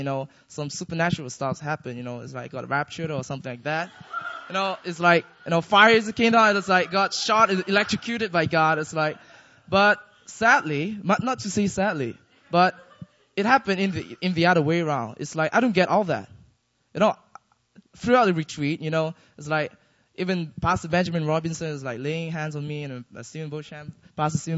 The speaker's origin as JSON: {"language": "English", "country": "Malaysia", "moved": "yes", "lives_now": "Seoul, South Korea", "said": "I'm from Malaysia."}